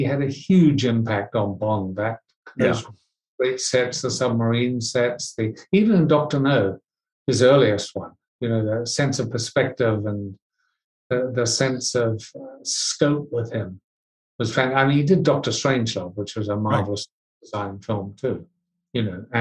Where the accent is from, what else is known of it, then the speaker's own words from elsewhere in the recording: Hastings, Hawke's Bay, New Zealand; Where my town was a town called Hastings, which is on the east coast of the North Island